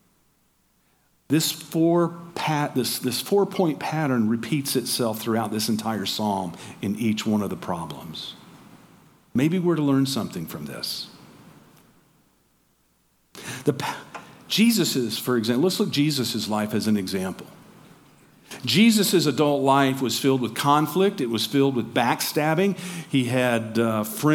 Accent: Georgia, United States; moved away; also born or lived in Tacoma, Washington; I'm from Georgia. I'm a Southerner

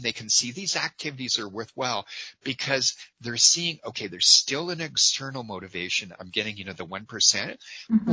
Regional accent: Calgary, Alberta, Canada; my hometown of Calgary

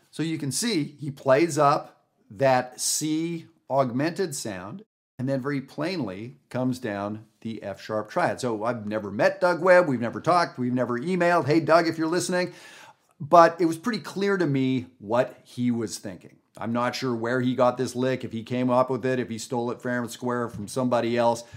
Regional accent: Canada; now in United States; I live in the United States. I'm from Canada

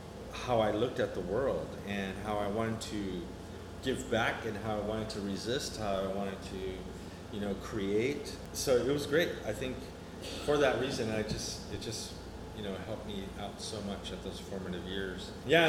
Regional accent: Houston, Texas, United States; born there; also born or lived in El Paso / New Mexico; I was born in Houston, Texas, and my parents were missionary workers, so they were always moving around in the state of Texas. And we lived in El Paso for a little bit.

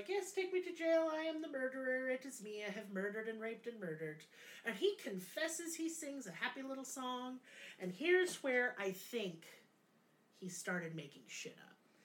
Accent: United States; now in Eureka Springs, United States; as an American

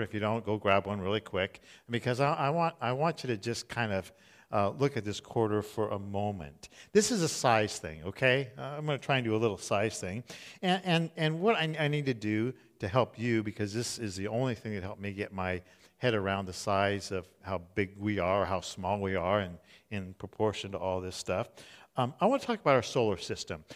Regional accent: Southern California, United States; I grew up in Southern California

